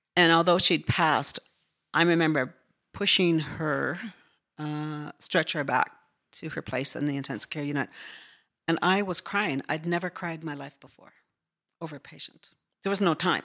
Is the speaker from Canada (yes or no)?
yes; Newfoundland and Labrador, Canada; moved away as an adult; I grew up in northern Newfoundland